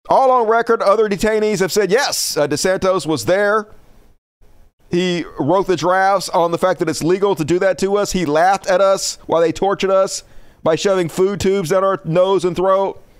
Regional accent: New York City, New York, United States; York City, the Bronx.

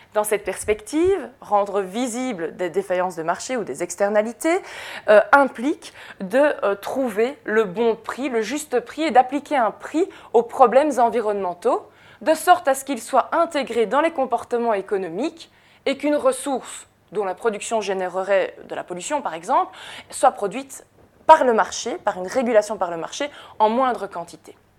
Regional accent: Jemeppe-sur-Sambre, Wallonia, Belgium; je viens de Jemep-sur-Sambre, qui est une zone Céveso dans laquelle il y a une usine Solvay

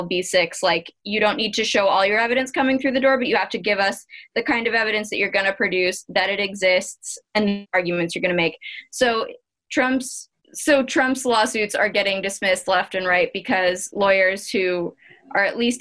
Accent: Arizona, United States; my home state of Arizona

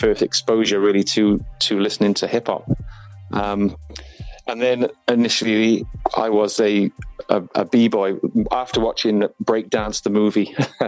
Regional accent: Folkestone, South East England, United Kingdom; born there; I was I was born in Folkestone in Kent, and my dad was in the army

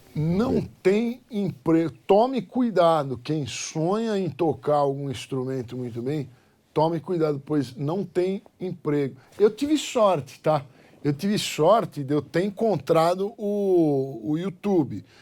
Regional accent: Brazil; eu sou brasileiro

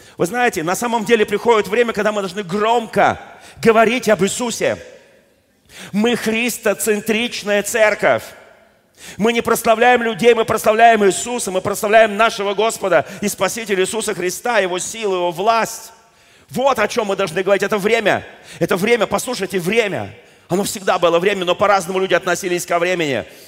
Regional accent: Moscow, Russia; я просто родился в Москве

